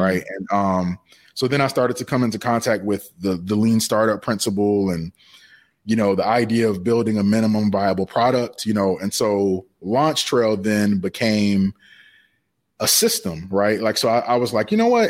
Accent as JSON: {"language": "English", "town": "Savannah", "region": "Georgia", "country": "United States", "said": "I'm originally from Savannah, Georgia."}